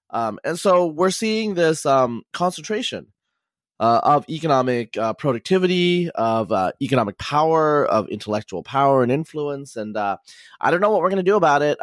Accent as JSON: {"language": "English", "region": "Northeast Oregon", "country": "United States", "tie": "born or raised there", "said": "I grew up in Eastern Oregon, uh, as some people know, in Northeast Oregon."}